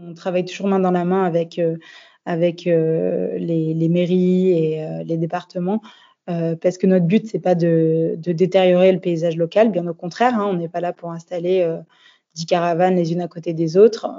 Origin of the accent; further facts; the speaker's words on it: France; also born or lived in Australia / Paris / Nice; now in Bordeaux, France; ça faisait déjà sept ans que j'étais partie de France. Euh, j'arrivais sur mes 30 ans et euh, j'avais euh, envie de rentrer un peu en France